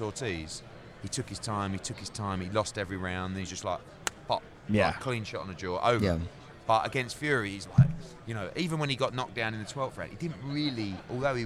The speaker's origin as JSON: {"language": "English", "country": "United Kingdom", "said": "I'm a Brit"}